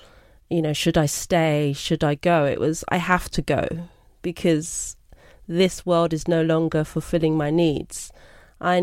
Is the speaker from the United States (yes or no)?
no; Brixton, London, United Kingdom; I'm from Brixton, born and bred, and I am of Jamaican and British heritage.